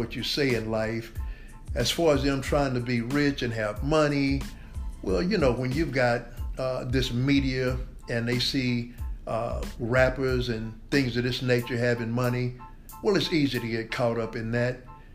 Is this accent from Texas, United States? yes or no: yes; Dallas, Texas, United States; Born and raised in Dallas, Texas.